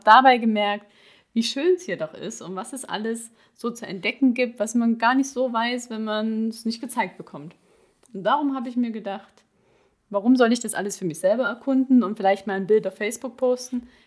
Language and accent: German; Ore Mountains, Saxony, Germany; moved away as an adult; also born or lived in Dresden / Hamburg / Prague; now in Swabia, Germany; Ich bin im Erzgebirge geboren, dort auch aufgewachsen